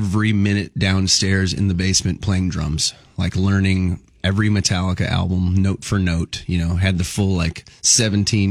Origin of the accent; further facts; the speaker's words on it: Midwest, United States; I grew up in the Midwest